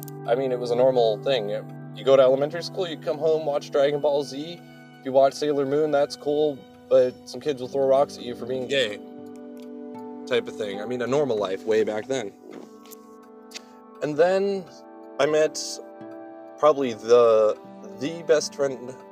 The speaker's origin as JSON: {"language": "English", "town": "Aurora", "region": "Colorado", "country": "United States", "tie": "born or raised there", "said": "Born way back in Colorado, Aurora, Colorado, in 1990"}